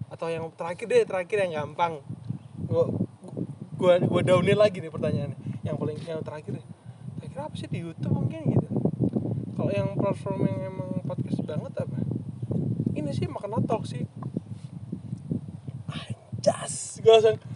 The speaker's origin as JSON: {"language": "Indonesian", "town": "Malang", "region": "East Java", "country": "Indonesia", "tie": "born or raised there", "said": "gue gede di Malang kan dari SMP SMA kuliah"}